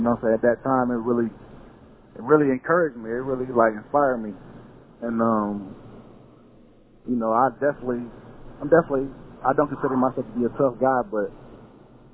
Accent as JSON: {"language": "English", "town": "Atlanta", "region": "Georgia", "country": "United States", "said": "I'm from Atlanta"}